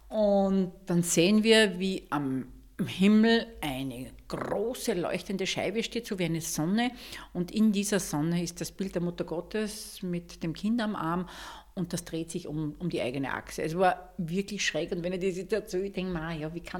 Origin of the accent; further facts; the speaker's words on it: Schärding, Upper Austria, Austria; born there; now in Mondsee, Austria; Ich bin bei den Goldhauben einerseits hier in Monsee, aber auch in meinem Geburtsort in Schering und schätze diese Gemeinschaft sehr